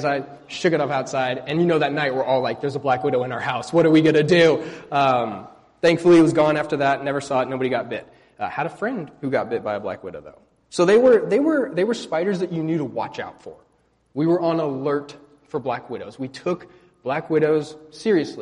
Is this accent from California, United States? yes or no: yes; California, United States; now in Indiana, United States; growing up in California, we had black widows, poisonous spiders